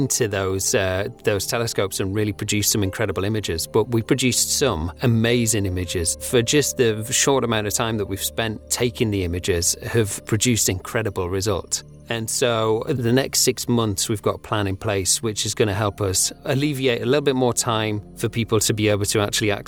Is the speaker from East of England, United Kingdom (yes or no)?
no; Pontefract, Yorkshire and the Humber, United Kingdom; I grew up in Pontefract in West Yorkshire